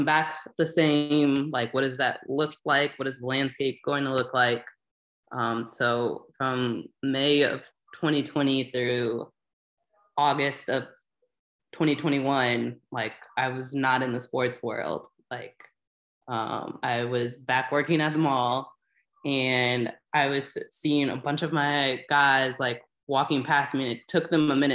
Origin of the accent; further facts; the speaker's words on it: Indianapolis, Indiana, United States; I'm from the Indy area, so I grew up watching the Colts